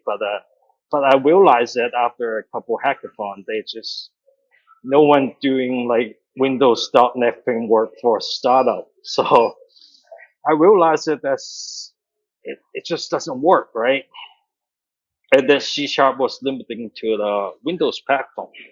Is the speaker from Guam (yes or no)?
no; Canada; now in Hong Kong; I grew up in Canada, uh, Calgary, Hamilton, so it's in Alberta.